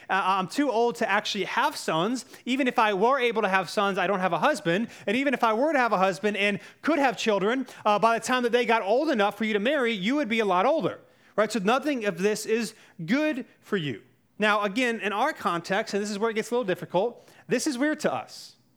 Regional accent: North Carolina, United States; I grew up in North Carolina

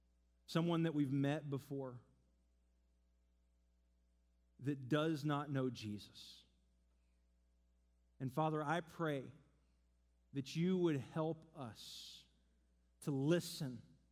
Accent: Seattle, Washington, United States; So we just moved to town. We're from Seattle. We don't really know anyone.

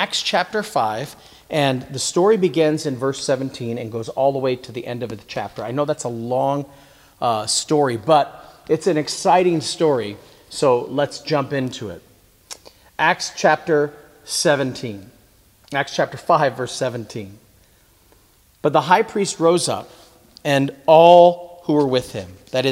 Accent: United States; we as American Christians

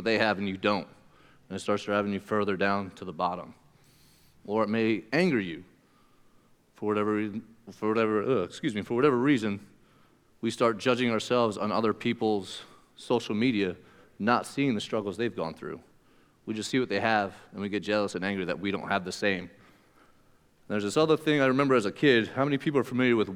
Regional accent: Pennsylvania, United States; moved away; where I come from Pennsylvania

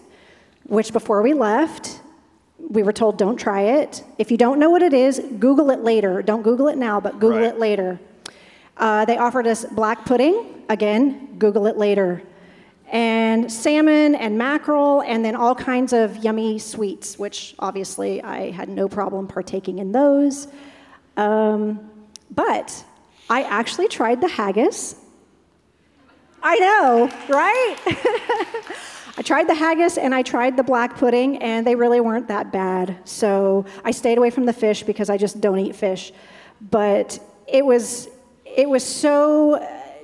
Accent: United States; I'm an American

